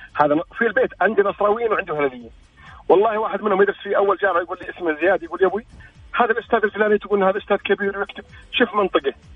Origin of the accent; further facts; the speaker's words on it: Al-Ahsa, Eastern Province, Saudi Arabia; انا من الشرقيه